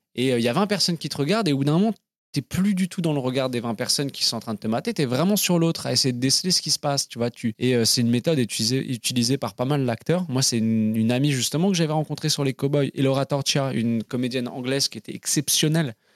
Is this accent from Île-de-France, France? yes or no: yes; Paris, Île-de-France, France; moved away as an adult; also born or lived in Bristol / London; Je suis né à Paris, à l'hôpital Robert Debré